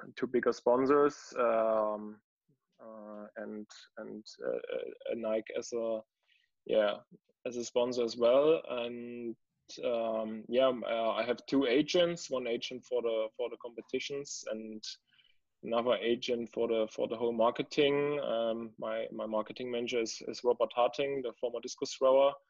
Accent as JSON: {"language": "English", "town": "Dresden", "region": "Saxony", "country": "Germany", "tie": "born or raised there", "second_language": "English", "said": "I was born in Dresden, and after my school, I started for education to get a police or to be a police officer in Saxony"}